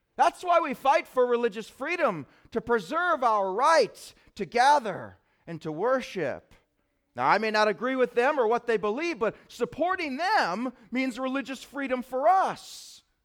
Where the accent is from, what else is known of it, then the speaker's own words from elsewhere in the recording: United States; am I an American first